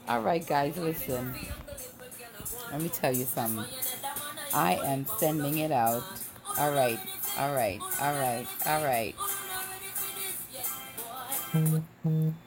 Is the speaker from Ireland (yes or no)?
no; Trinidad & Tobago; moved away; also born or lived in United States / Chicago; I grew up in Trinidad. But I's a Yankee girl born